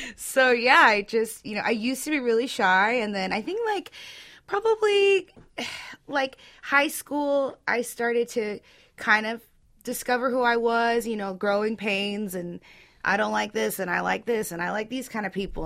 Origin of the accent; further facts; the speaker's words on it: Orange County, California, United States; I'm from Orange County